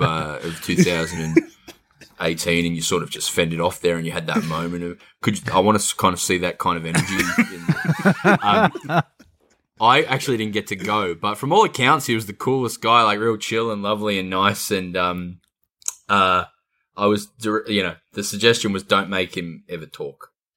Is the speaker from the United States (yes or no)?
no; Adelaide, South Australia, Australia; when I grew up in Adelaide